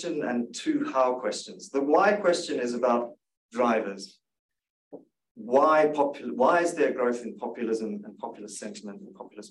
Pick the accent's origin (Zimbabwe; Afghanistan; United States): Zimbabwe; now in Canberra, Australia; I grew up in Zimbabwe